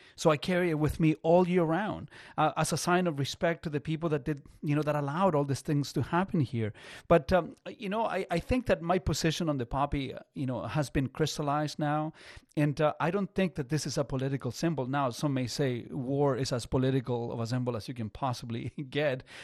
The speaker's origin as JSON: {"language": "English", "country": "Chile", "tie": "born or raised there", "moved": "yes", "lives_now": "Canada", "said": "I'm not from here. So I, I was born in Chile in in the er, very early '70s"}